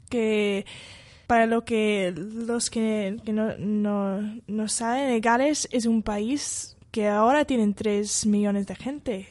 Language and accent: Spanish; Wales, United Kingdom; Spanish is a second language; moved away as an adult; now in Madrid, Spain; la iglesia Moraya está muy cerca a mi pueblo. Yo fui a estudiar bachillerato en un colegio que está al lado de, esta iglesia